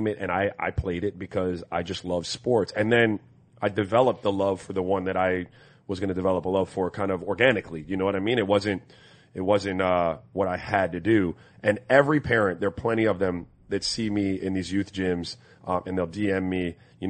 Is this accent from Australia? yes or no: no; U.S. Virgin Islands; moved away; I grew up in St. Croix where there was no tackle football.